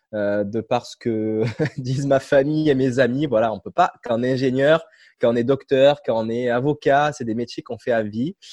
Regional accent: Cavaillon, Provence-Alpes-Côte d'Azur, France; moved away as an adult; also born or lived in Guadeloupe; now in Montreal, Canada; je suis originaire euh, du sud de la France, Cavaillon, une petite, ville dans le sud-est, proche de Marseille

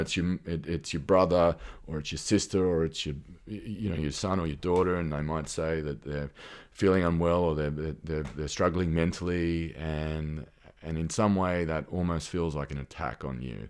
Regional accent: Australia; accent: Australian; moved away as an adult; I can probably hear from my accent that I'm, I'm Australian. I moved here about five years ago

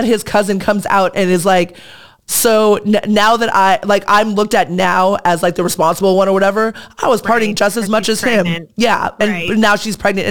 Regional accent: Manhattan Beach, California, United States; I live in Hermosa, mm-hmm. but I grew up in Manhattan Beach

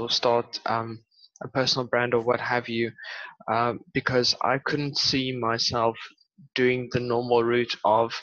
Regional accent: Port Elizabeth, Eastern Cape, South Africa; now in Western Cape, South Africa; I grew up in Port Elizabeth and moved to a small city here in the Western Cape

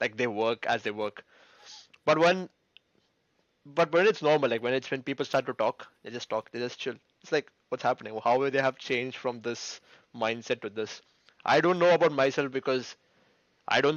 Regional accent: India; moved away as an adult; now in United Kingdom; Being Indian parents

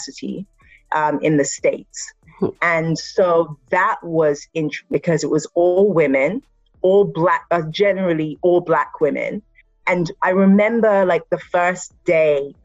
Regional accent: Nigeria; I am Nigerian

